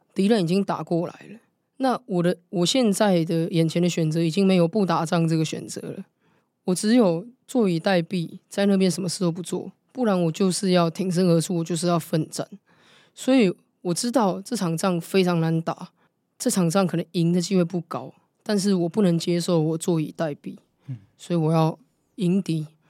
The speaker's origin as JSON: {"language": "Chinese", "area": "Wenshan District", "region": "Taipei", "country": "Taiwan", "tie": "born or raised there", "said": "我是出生在文山，长大的文山啊"}